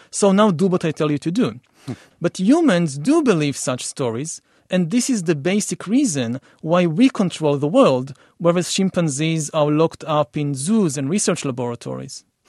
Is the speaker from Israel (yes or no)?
yes; Israel; I come from Israel for the Middle East